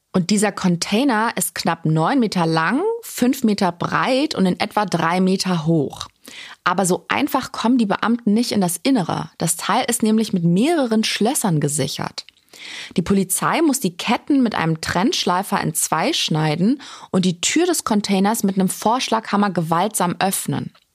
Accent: Germany; Bei uns in Deutschland

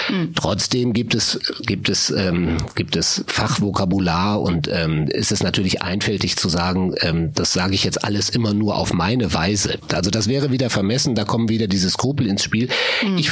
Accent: Solingen, North Rhine-Westphalia, Germany; ich komme aus Solingen im Solingen. Bergischen Land, mhm. Düsseldorf, Wuppertal, jene Ecke.

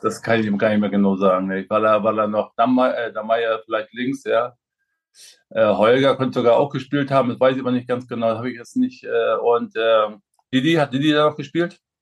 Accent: Güstrow, Mecklenburg-Vorpommern, Germany; moved away; meine Gegend, wo ich herkomme, Güstrow, unsere Region

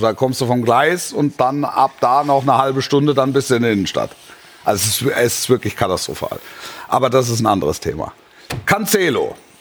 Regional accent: Greater Stuttgart area, Baden-Württemberg, Germany; moved away; also born or lived in Nürtingen; ich bin ja in, im Großraum Stuttgart groß geworden, habe da meine, ne? meine, meine, Schulzeit verbracht am Fuße der Schwäbischen Alb

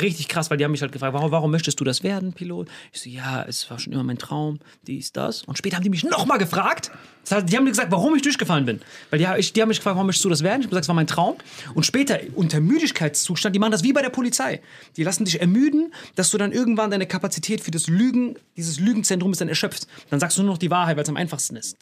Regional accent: Bad Kreuznach, Rhineland-Palatinate, Germany; ich komme aus Bad Kreuznach

